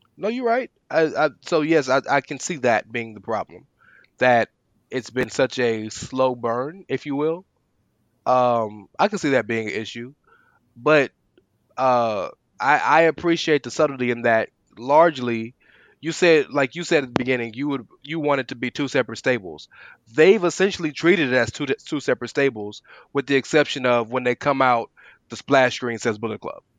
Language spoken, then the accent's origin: English; United States; we're all American, we're all born and raised here